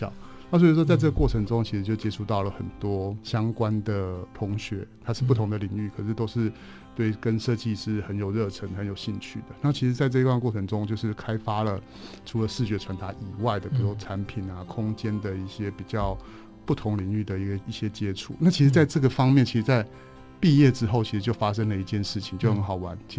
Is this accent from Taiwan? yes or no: yes; Taipei, Taiwan; 我在台北，